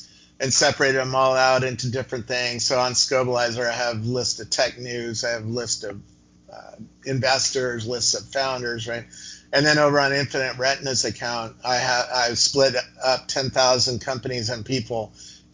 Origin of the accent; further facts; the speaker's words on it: Cupertino, California, United States; also born or lived in Half Moon Bay / Campbell; I grew up in Cupertino and where a little company called Apple started up.